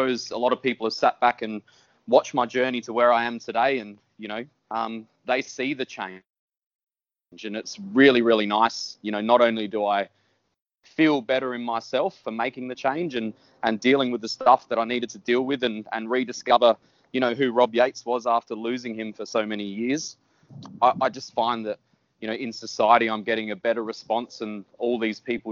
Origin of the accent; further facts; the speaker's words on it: Whyalla, South Australia, Australia; moved away; I'm just a country boy. I grew up in Wyala. I was there until I was about 17.